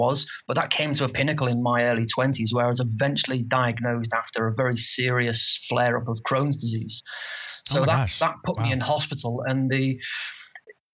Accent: Liverpool, North West England, United Kingdom; accent: Liverpool; I'm from the UK, if you can't tell from my slight accent.

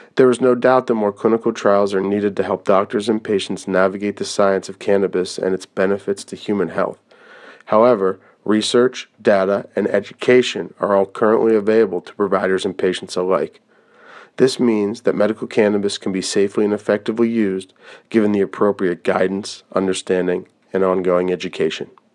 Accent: Pennsylvania, United States; my home state of Pennsylvania

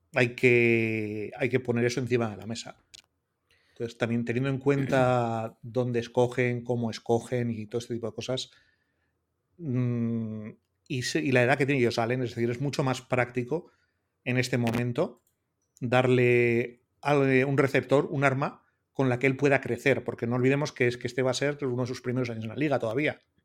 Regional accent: Portugalete, Basque Country, Spain; mi pueblo natal de Portugalete

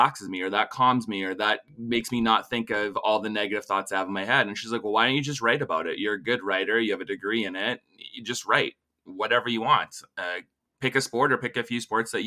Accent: Regina, Saskatchewan, Canada; I'm originally from Regina

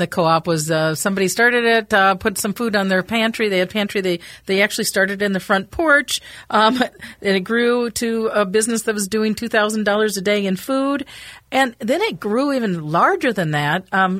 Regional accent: Minneapolis, Minnesota, United States; I grew up in Northeast Minneapolis, and there was the time that you had a lot of corner grocery stores.

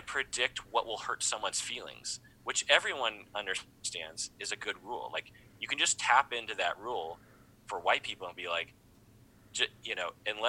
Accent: United States; And so to imply repeatedly from people that I'm not American, it just hurts my feelings.

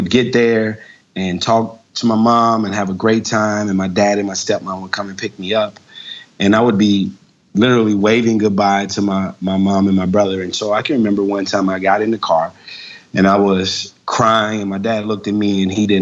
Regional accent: Jackson, Mississippi, United States; now in Lawrenceville, United States; I'm originally from Jackson, Mississippi

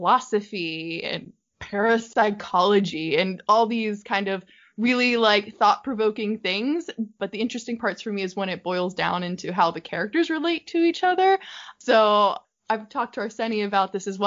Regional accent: United States; I'm from America, obviously, from my accent

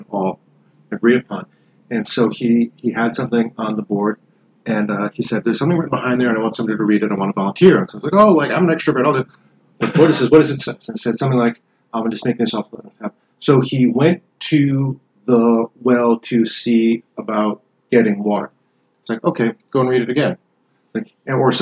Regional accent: New England, United States; I grew up in a small town, New England

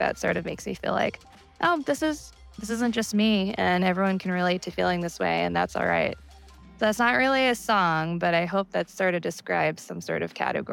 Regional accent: New York, United States; moved away as an adult; now in Seattle, United States; I am originally from New York. I moved to Seattle 5 years ago

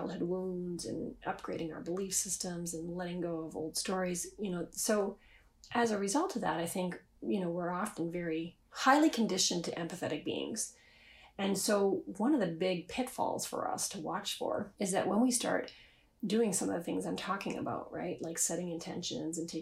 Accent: Canada; I'm Canadian

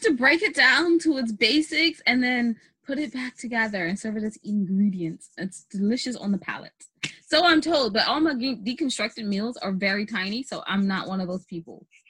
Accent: United States; We're American

